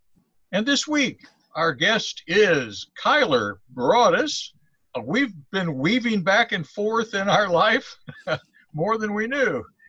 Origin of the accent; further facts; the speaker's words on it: Columbia, Missouri, United States; also born or lived in Fayette, Missouri; And then I went back to Columbia for my senior year, where I had actually grown up in Columbia.